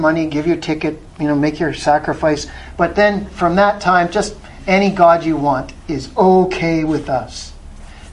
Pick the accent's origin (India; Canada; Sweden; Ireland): Canada